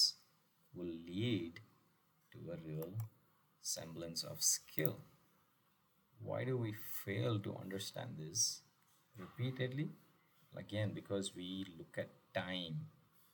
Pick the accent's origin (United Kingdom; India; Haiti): India; Chennai, Tamil Nadu; my hometown of Madras